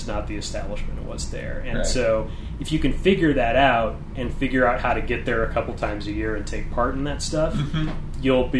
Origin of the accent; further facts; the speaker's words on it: St. Louis, Missouri, United States; But I came from St. Louis, and St. Louis is so anti-art and so anti-community and so anti-trying things with each other